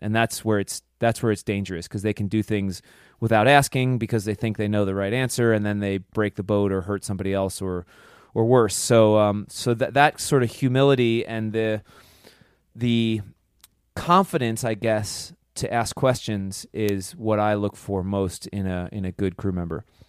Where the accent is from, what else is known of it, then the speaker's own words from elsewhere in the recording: Pennsylvania, United States; growing up, being from Pennsylvania